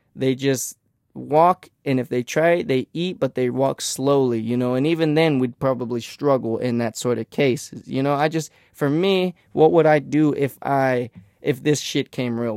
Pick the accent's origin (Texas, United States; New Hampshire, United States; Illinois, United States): Texas, United States; I'm from Texas